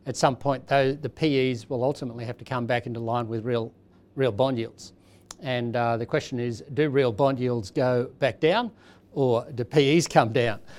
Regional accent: Australia; as an Australian

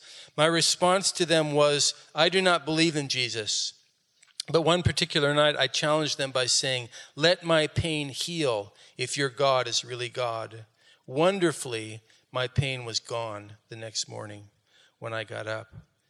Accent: Rakhine State, Myanmar; I came from Rakhine State and was raised by a very strong Rakhine Buddhist family.

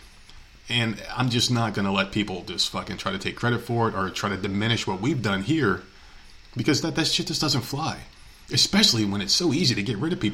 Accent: New Jersey, United States; accent: Northeastern; I'm from New Jersey

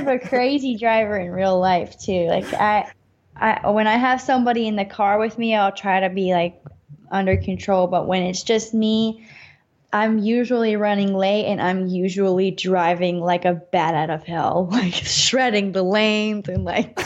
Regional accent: North Carolina, United States; now in Los Angeles, United States; in north carolina in my hometown

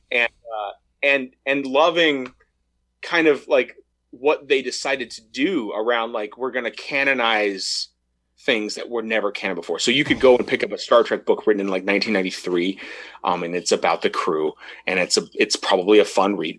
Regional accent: United States; growing up in America

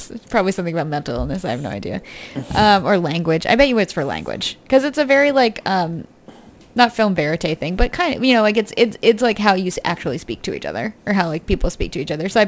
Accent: United Kingdom; So I'm British.

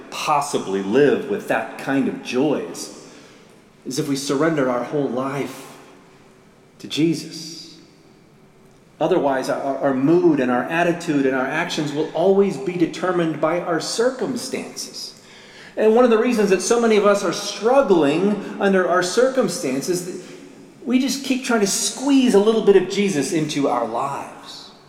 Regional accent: Murrysville, Pennsylvania, United States; When I was a, a teenager growing up in Murrysville, Pennsylvania, just outside Pittsburgh

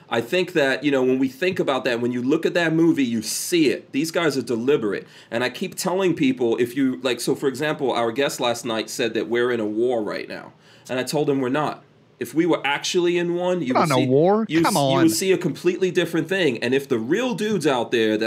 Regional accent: New York City, New York, United States; also born or lived in Guyana; I grew up in Far Rockaway, New York, very close to the beach

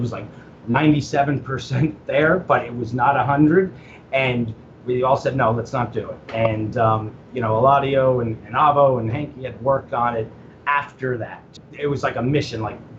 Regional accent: Orlando, Florida, United States; now in Tampa, United States; And, you know, I was from Orlando. I'm in Tampa, and I literally drove over there

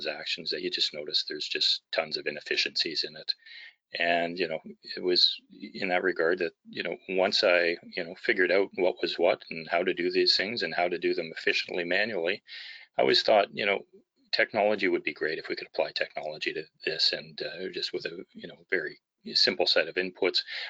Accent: Vancouver, British Columbia, Canada; I'm from Vancouver, British Columbia, and a securities lawyer here

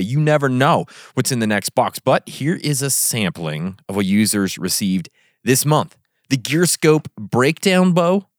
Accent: Kamas, Utah, United States; also born or lived in Vernal, Utah; I grew up in a place called Camas, Utah

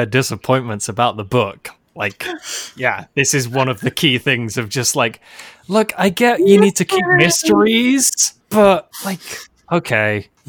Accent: United Kingdom; the benefit of being British

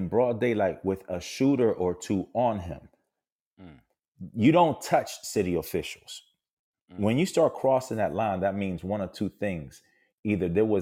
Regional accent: Puerto Rico; I'm from Puerto Rico, which makes me a U.S. citizen

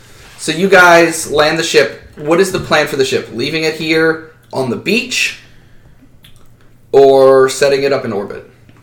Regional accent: United States; I'm from America.

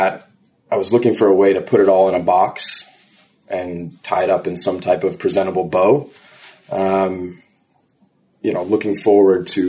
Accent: Chicago, Illinois, United States; also born or lived in Alabama; now in New York City, United States; I'm from Chicago, Illinois, and I currently live in New

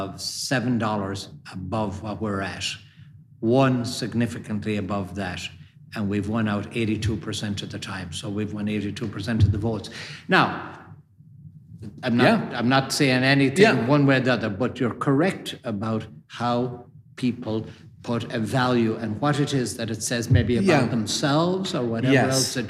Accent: Ballyhaunis, Connacht, Ireland; moved away as an adult; also born or lived in Minneapolis; where I grew up in Ballyhonnison, County Mayo.

